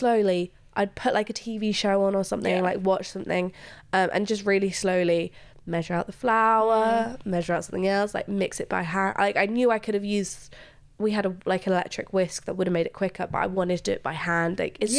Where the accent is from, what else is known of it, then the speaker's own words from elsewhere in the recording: Luxembourg; English is a second language; I am also an immigrant. And I find it, this might sound crazy, but growing up in Luxembourg, I got used to hearing